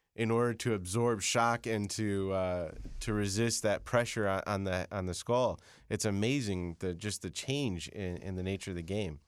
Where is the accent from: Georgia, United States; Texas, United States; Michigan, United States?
Michigan, United States; Chelsea; I was born in Chelsea, Michigan